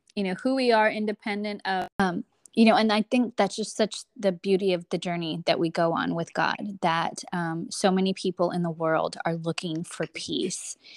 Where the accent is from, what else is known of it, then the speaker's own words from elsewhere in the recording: Texas, United States; I'm born and raised here in America. I am, um, a Texan through and through